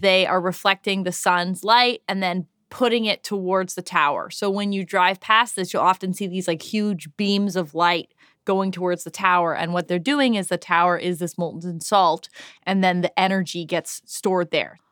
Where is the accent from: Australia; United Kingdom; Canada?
Canada; Toronto, Ontario; I'm also from Toronto, so I know a Torontonian when I hear one